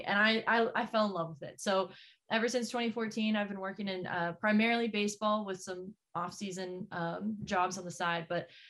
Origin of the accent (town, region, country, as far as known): Texas, United States; born or raised there; moved away as an adult; also born or lived in Missouri; now in Portland, United States